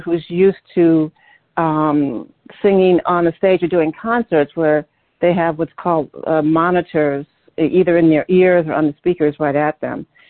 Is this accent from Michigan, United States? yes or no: yes; Detroit, Michigan, United States; now in New York, United States; I'm originally originally from Detroit, Michigan. That's my hometown